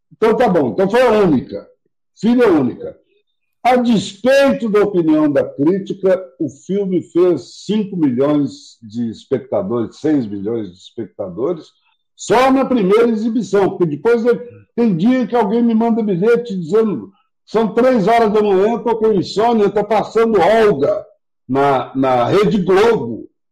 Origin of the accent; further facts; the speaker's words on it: Brazil; eu sou brasileiro